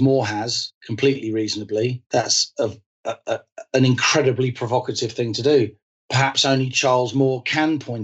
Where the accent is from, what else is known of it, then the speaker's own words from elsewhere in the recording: London, United Kingdom; I'm an Irish Catholic who grew up during the Troubles, both in London, but also spending a lot of my school holidays in the Republic of Ireland, where in Mayo, where my father is from